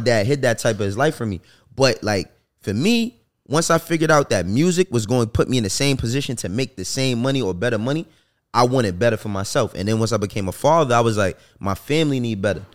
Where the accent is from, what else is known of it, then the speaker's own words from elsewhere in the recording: New York City, New York, United States; I'm from New York